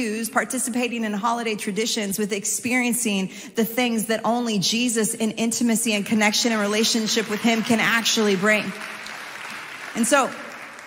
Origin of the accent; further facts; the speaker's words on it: New York City, New York, United States; I come from New York City